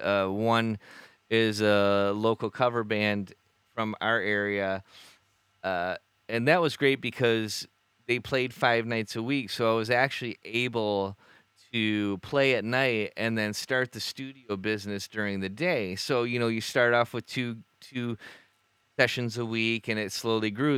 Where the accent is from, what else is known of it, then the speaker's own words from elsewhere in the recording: Bay City, Michigan, United States; we're this band from Bay City.